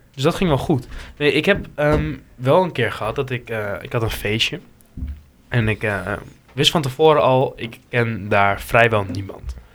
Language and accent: Dutch; Hengelo, Overijssel, Netherlands; uit Hengelo